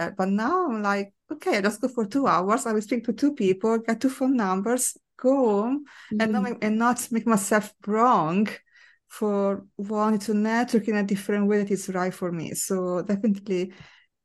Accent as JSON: {"language": "English", "country": "Italy", "tie": "born or raised there", "moved": "yes", "lives_now": "London, United Kingdom", "said": "growing up in Italy"}